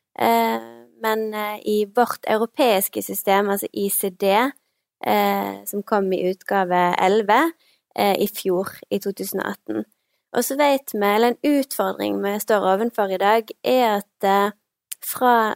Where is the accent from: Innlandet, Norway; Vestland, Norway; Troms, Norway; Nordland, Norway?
Vestland, Norway; Stord; accent: vestlandsk; moved away as an adult; now in Bergen, Norway; Jeg er 29 år, kommer fra Stord